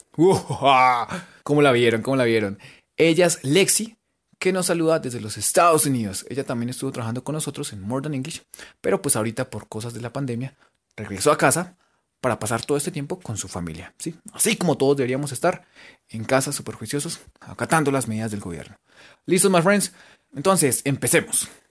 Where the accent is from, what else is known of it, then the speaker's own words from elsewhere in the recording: Colombia; por lo menos en Gachancipa en radio, somos de Colombia